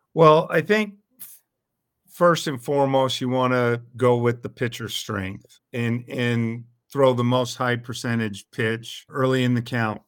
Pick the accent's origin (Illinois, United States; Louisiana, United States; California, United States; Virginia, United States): California, United States; El Cerrito; I'm originally from El Cerrito, California, which is in the San Francisco Bay Area